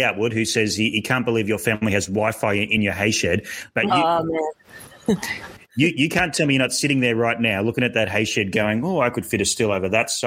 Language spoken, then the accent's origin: English; Australia; I'm Australian